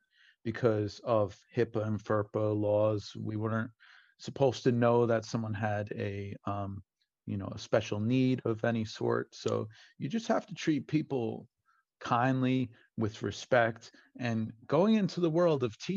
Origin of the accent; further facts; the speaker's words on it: Brentwood, New York, United States; I grew up in Brentwood